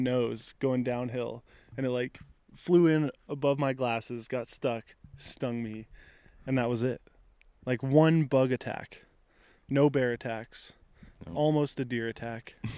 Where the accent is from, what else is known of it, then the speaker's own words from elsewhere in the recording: Front Range of Colorado, United States; So I grew up in the Front Range of Colorado